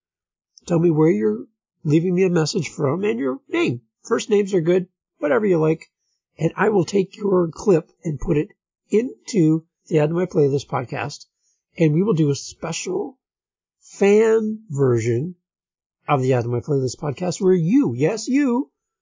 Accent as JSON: {"language": "English", "town": "St. Catharines", "region": "Ontario", "country": "Canada", "tie": "born or raised there", "said": "my hometown, St. Catharines, Ontario, Canada"}